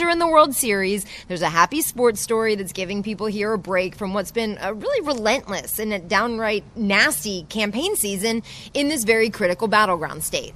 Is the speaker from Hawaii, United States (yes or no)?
no; Pennsylvania, United States; moved away; back in my home state